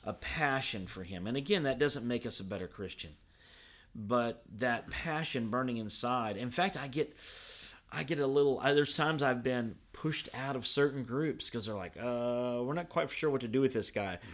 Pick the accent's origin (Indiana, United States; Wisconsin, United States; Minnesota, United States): Indiana, United States; Evansville; I grew up in Evansville